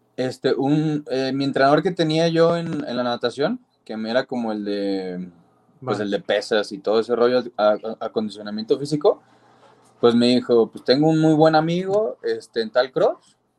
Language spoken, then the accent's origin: Spanish; Guadalajara, Jalisco, Mexico; Pues yo soy de Guadalajara, Jalisco, de acá